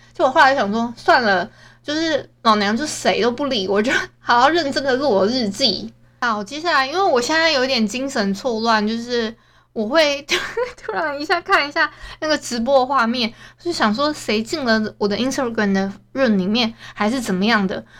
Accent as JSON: {"language": "Chinese", "region": "Hualien County", "country": "Taiwan", "said": "我们都是花莲人嘛"}